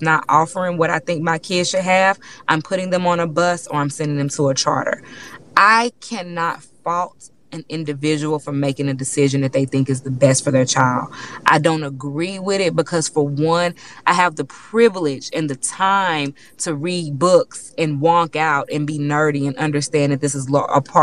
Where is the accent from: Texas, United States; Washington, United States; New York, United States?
Texas, United States; Houston; I'm from Third Ward, right? That's a black neighborhood in Houston